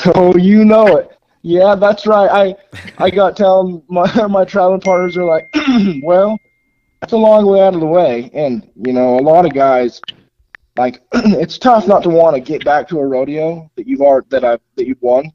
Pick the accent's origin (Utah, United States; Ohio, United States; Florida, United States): Utah, United States; that's my home state